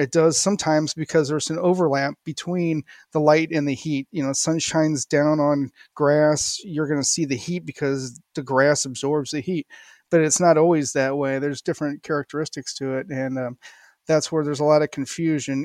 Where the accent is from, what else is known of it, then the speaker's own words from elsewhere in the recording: St. Louis, Missouri, United States; I grew up in Saint Louis, went to college there